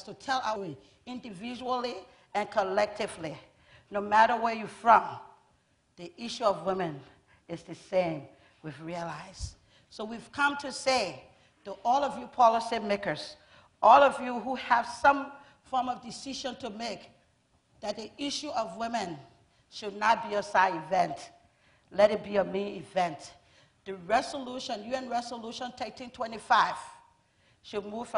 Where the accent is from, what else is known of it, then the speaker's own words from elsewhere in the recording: Liberia; I'm from Liberia.